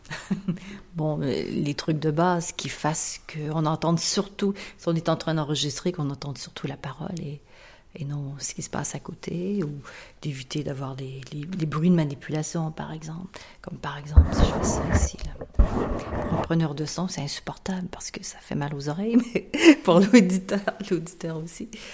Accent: Canada; also born or lived in Marseille / New York; en tant que Canadien

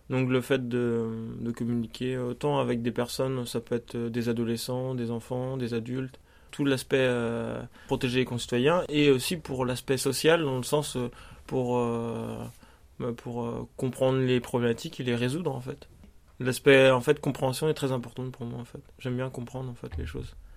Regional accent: Brittany, France; born or raised there; moved away as an adult; now in Paris, France

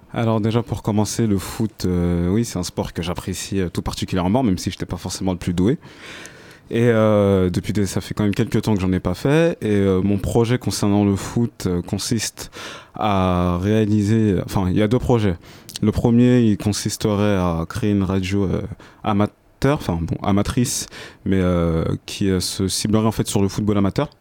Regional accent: Senegal; je suis originaire du Sénégal.

